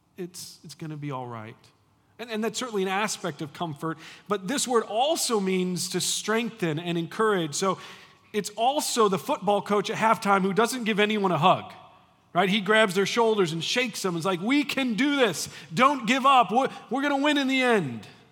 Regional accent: United States; I grew up in the United States

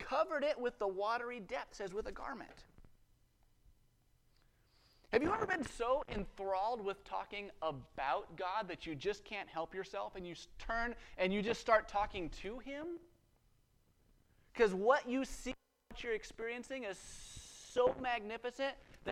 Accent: Western Colorado, United States; I grew up in Western Colorado

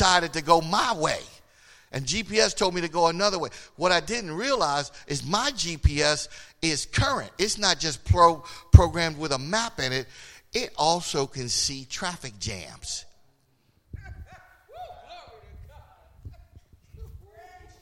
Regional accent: Philadelphia, Pennsylvania, United States; I'm from Philly

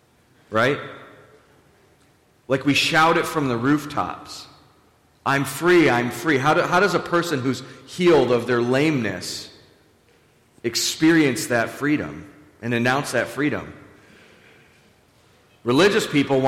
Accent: Buffalo, New York, United States; we're all from Buffalo and we're all very humble people

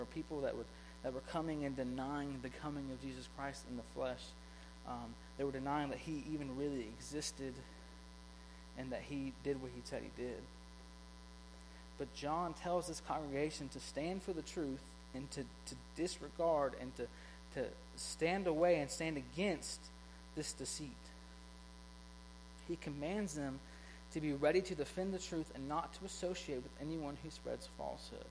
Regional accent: South Georgia, United States; I grew up in a high school in South Georgia

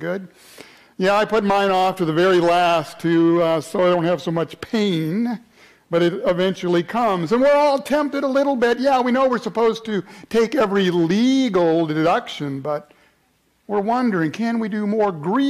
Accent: Atlanta, Georgia, United States; Anybody here from the south? I came from Atlanta, right?

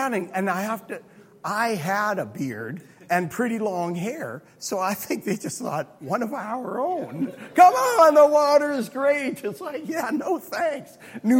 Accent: Alberta, Canada; I'm from Alberta

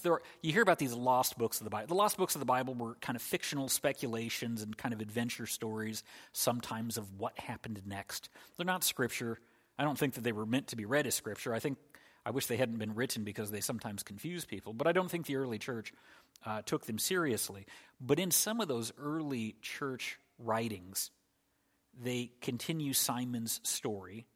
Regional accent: United States; as an American in the year twenty twenty-two

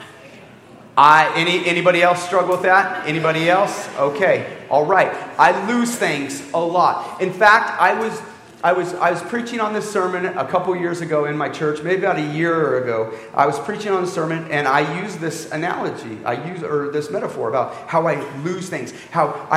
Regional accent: Canby, Oregon, United States; also born or lived in Cambodia / Boston; I grew up in Canby.

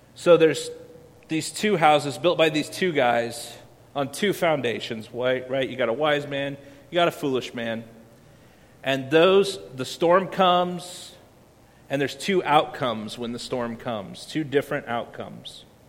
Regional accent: Iowa, United States; moved away; I grew up in Iowa where we don't have a whole lot of beaches

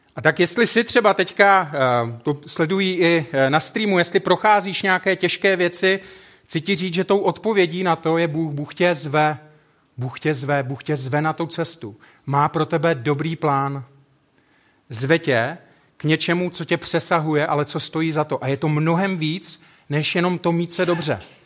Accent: South Moravian Region, Czechia; also born or lived in Brno; now in Ostrava, Czech Republic; Já jsem vyrůstal kousek na Jižní Moravě.

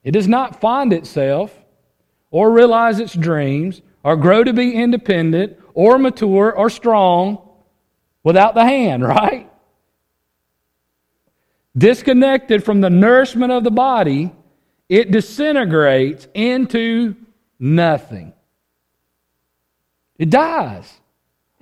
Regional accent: United States; this individual mindset that we have developed as Americans

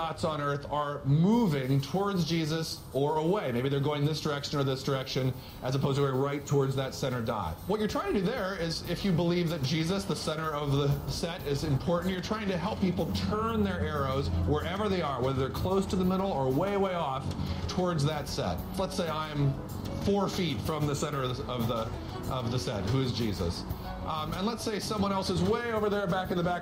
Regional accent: Boston, Massachusetts, United States; I'm a Bostonian

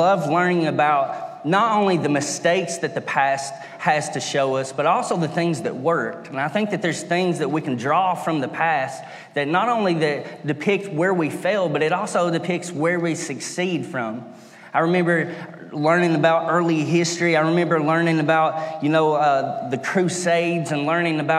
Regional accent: Stinking Creek, United States; I'm originally from Stinking Creek, where I'm from. So there is a lot of culture there to learn about, and there's a lot of history there. So I grew up as a little boy loving history

